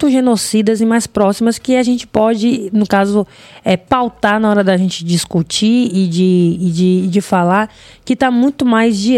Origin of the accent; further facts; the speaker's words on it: Northeast Region, Brazil; Porque eu sou mulher e sou preto, sou do Nordeste?